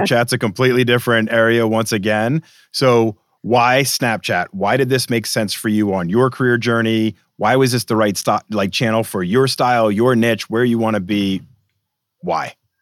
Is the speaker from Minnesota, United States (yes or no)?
no; Boston, Massachusetts, United States; I grew up in Boston